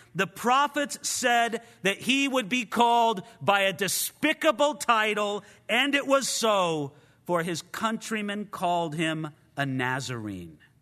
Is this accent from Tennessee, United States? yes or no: no; Rialto, California, United States; also born or lived in Ventura, California; When I was born and for the first fifteen years of my life, I grew up in a town or a city in Southern California called Rialto